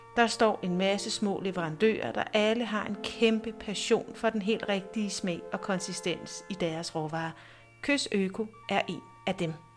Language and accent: Danish; Næstved, Zealand, Denmark; moved away; jeg er født og opvokset i Næstved. I over tyve år har jeg været væk fra byen, men nu er jeg vendt tilbage